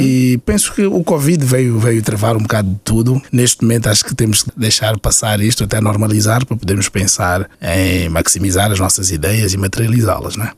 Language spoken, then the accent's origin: Portuguese; Mozambique; also born or lived in Portugal; now in Luxembourg; Eu vim de Moçambique e lembro-me, em é Moçambique, nos anos 80, quando não tínhamos açúcar, íamos tocar à porta do vizinho.